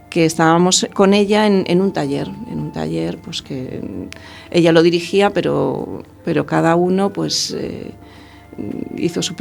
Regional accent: Madrid, Community of Madrid, Spain; now in A Coruña, Spain; Vengo de Madrid y es que no lo he echo de menos para nada ¿eh? en este

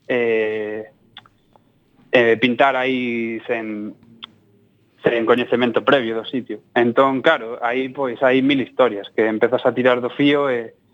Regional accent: Almería, Andalusia, Spain; moved away; also born or lived in Granada; Eu son de Almería

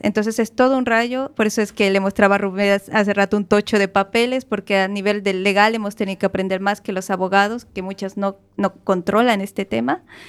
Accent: Bolivia; moved away as an adult; now in Galicia, Spain; yo vengo de Bolivia y eh, Bolivia es un país riquísimo, lo tiene todo. Solo nos falta mar

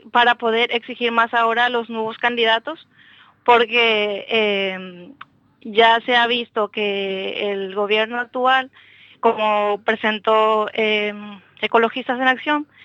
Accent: Paraguay; yo, yo soy paraguaya

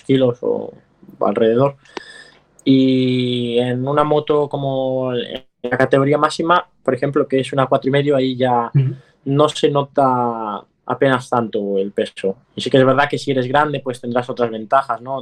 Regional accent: Vigo, Galicia, Spain; yo soy de Vigo

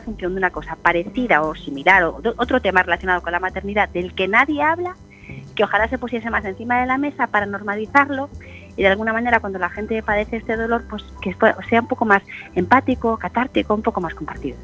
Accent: Galicia, Spain; moved away

